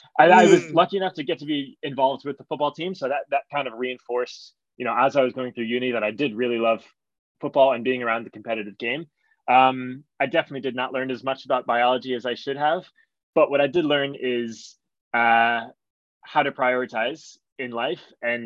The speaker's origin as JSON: {"language": "English", "country": "United States", "tie": "born or raised there", "said": "And when I grew up in the States, so I'm 33 now. I was born in 1989."}